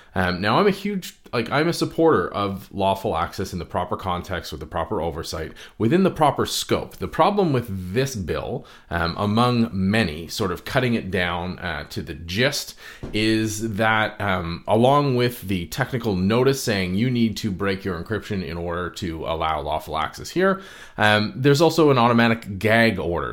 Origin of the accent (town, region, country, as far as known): Canada